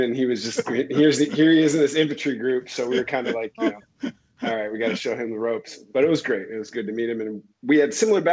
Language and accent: English; Arizona, United States; moved away; I grew up in Arizona